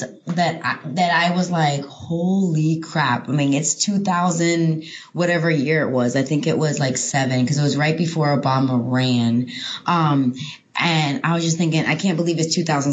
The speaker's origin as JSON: {"language": "English", "region": "New York", "country": "United States", "tie": "born or raised there", "also_born_or_lived": "Fort Lauderdale/Miami area, Florida / Oklahoma", "moved": "yes", "said": "I grew up in two big cities, you know, I grew up in New York and in the South Florida, Fort Lauderdale, Miami area"}